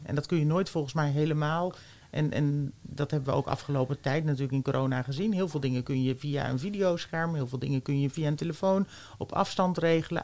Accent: The Hague, South Holland, Netherlands; moved away as an adult; also born or lived in Twente; ik ben geboren in Den Haag

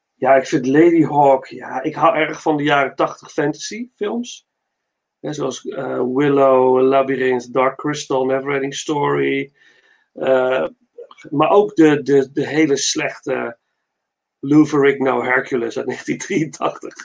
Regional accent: Netherlands; ben ik trots als Nederlander

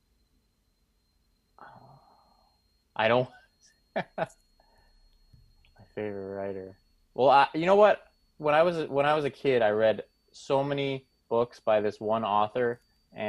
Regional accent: Boston, Massachusetts, United States; I'm from Boston and this is a big sports city

